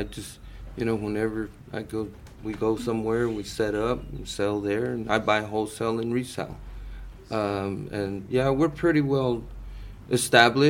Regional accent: Plainview, Texas, United States; moved away as an adult; now in San Marcos, United States; I'm originally from the Panhandle. Mm-hmm. Plainview, Texas

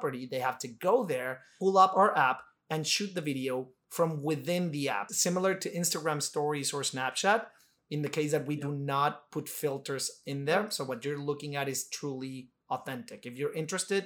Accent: Mexico; moved away; I'm an immigrant, I'm from Mexico

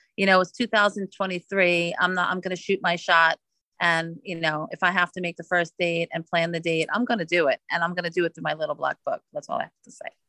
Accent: New York City, New York, United States; moved away as an adult; now in West Palm Beach, United States; I am originally from Brooklyn, New York, but living in South Florida for 17 years.

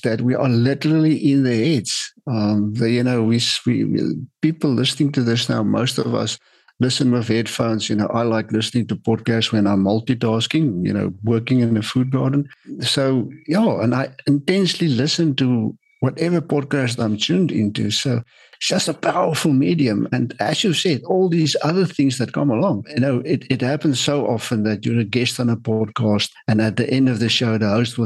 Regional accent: South Africa; I'm from South Africa

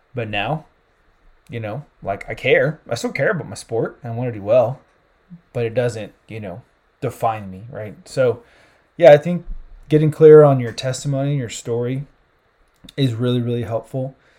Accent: South Carolina, United States; moved away as an adult; also born or lived in California / Central Europe; now in Indianapolis, United States; I'm originally from South Carolina. Grew up down there, you know, consider myself a Southern boy at heart.

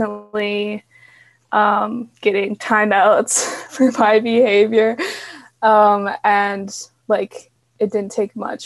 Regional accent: Calgary, Alberta, Canada; I am from Calgary, Alberta, Canada. So yes, that's where I'm from

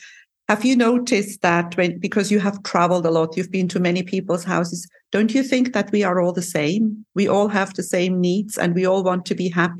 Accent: Cyprus; I come from Cyprus, they come from Switzerland.

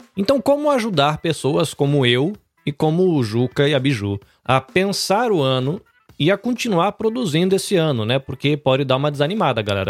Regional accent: Brazil; como brasileiros

